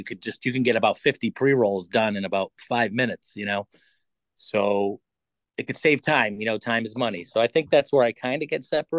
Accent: Waterbury, Connecticut, United States; also born or lived in Meriden; Yeah, I'm mostly from Meriden. Grew up in Waterbury.

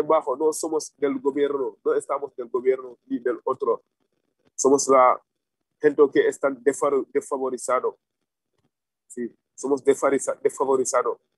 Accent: Senegal; Spanish is a second language; moved away as an adult; now in Spain

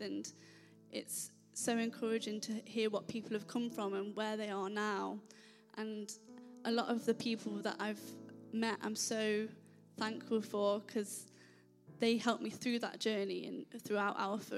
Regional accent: Nottingham, East Midlands, United Kingdom; moved away; I'm originally from Nottingham.

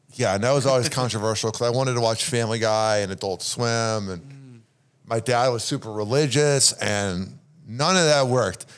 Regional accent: Chicago, Illinois, United States; I'm from Chicago. There's nothing else to do but watch sports in the winter

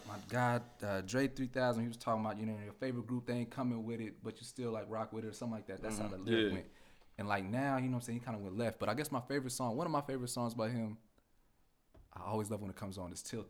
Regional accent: California, United States; moved away; also born or lived in New York; I was born in California

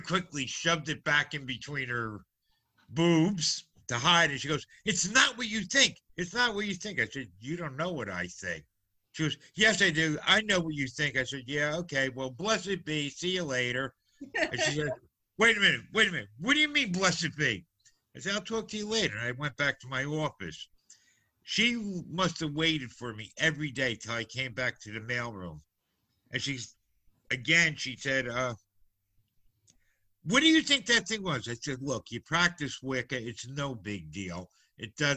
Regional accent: New Jersey, United States; Growing up in New Jersey, especially in an Italian neighborhood, you learned very quickly about the Malloy.

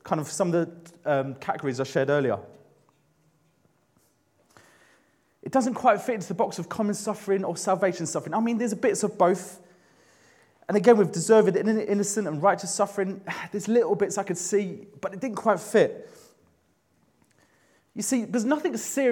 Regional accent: London, United Kingdom; moved away as an adult; I grew up in London.

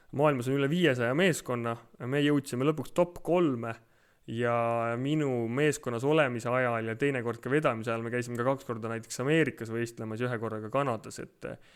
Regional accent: Tartu, Tartu County, Estonia; ma olen Tartust pärit

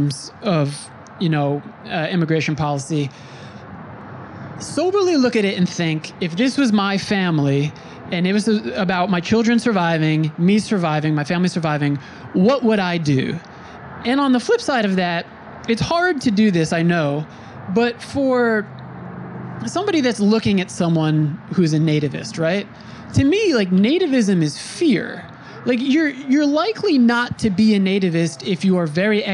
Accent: Brentwood, New York, United States; This is where I grew up on Long Island, in Brentwood

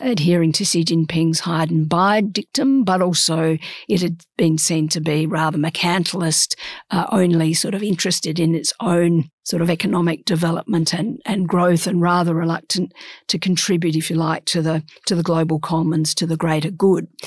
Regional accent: Australia; we're Australian

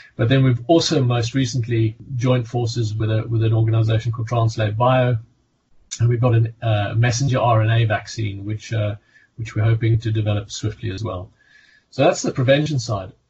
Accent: South Africa; accent: South African; also born or lived in Hampshire; now in United Kingdom; You can hear by my accent, I'm originally South African.

